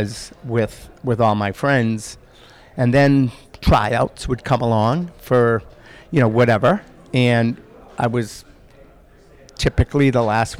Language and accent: English; Boston, Massachusetts, United States; growing up in Boston, it's a very sports frenzied community